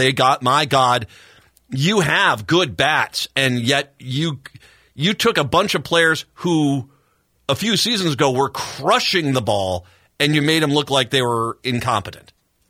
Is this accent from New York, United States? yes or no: no; Rhode Island, United States; I grew up in Rhode Island in the 1970s.